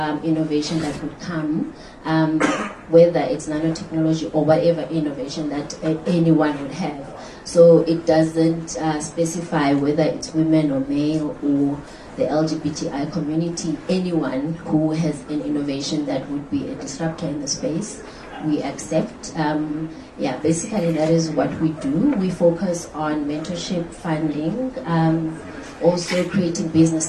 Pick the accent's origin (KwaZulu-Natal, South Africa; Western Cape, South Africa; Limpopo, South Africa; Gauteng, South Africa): Western Cape, South Africa; I'm from the Western Cape.